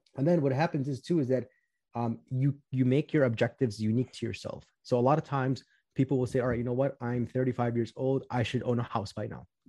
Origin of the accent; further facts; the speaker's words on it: Chicago, Illinois, United States; I'm from Chicago, Illinois. I grew up in the southwest suburbs of Chicago